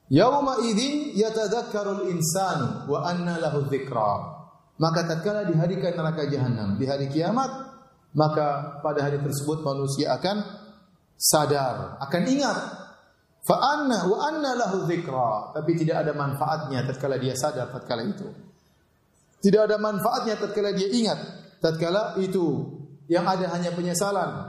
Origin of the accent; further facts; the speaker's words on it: Ceger, Jakarta, Indonesia; Saya orang Ceger, bukan orang Bekasi.